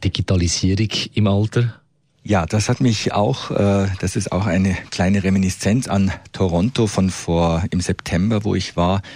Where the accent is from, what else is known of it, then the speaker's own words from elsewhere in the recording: Switzerland; bei uns in der Schweiz